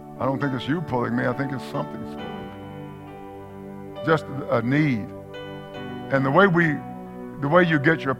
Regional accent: East Texas, United States; I'm from East Texas

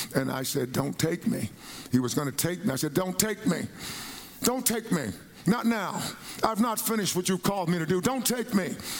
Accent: Palestine, Texas, United States; I grew up in Palestine, Texas.

